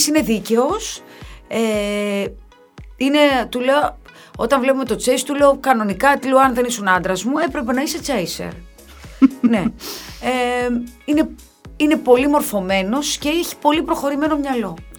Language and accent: Greek; Kefalonia, Ionian Islands, Greece; στο χωριό μου, στην Κεφαλονιά